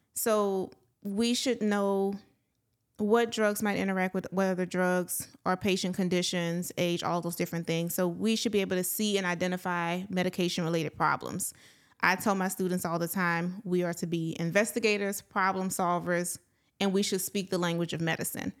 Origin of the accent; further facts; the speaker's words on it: Palmetto, Louisiana, United States; I am from a small town, um, near the Opelousas area. I'm from Palmetto, Louisiana.